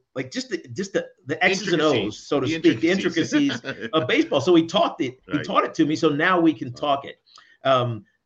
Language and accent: English; Southwest Virginia, United States; moved away as an adult; also born or lived in New York City, United States; now in New Jersey, United States; I grew up in Southwest Virginia.